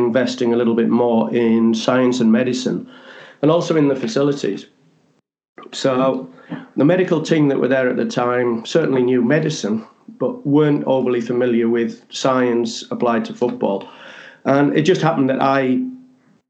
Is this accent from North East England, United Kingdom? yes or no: yes; the Northeast, North East England, United Kingdom; I'm from the Northeast, as you can probably gather